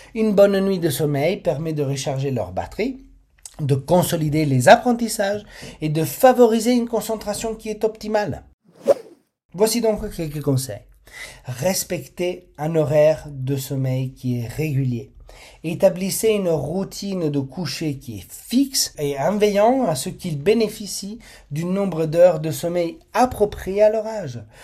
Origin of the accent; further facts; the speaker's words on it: Italy; je suis italien et dans notre culture, les repas en famille sont bien plus que des moments de partage